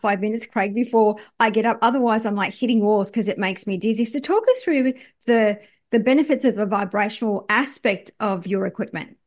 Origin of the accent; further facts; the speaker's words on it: Australia; I'm from Australia